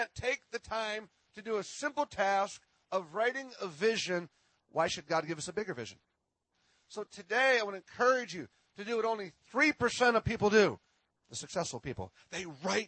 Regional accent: Minnesota, United States; I am from Minnesota.

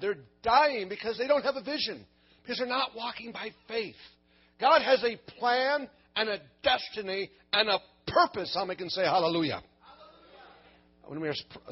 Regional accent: Minnesota, United States; I'm from Minnesota, the land of the frozen chosen

